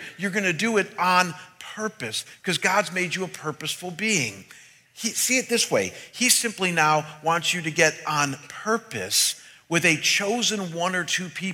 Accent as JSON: {"language": "English", "town": "Cleveland", "region": "Ohio", "country": "United States", "tie": "born or raised there", "moved": "as an adult", "lives_now": "Scottsdale, United States", "said": "I was ministering back in my hometown for 6 years as the senior pastor of my home church"}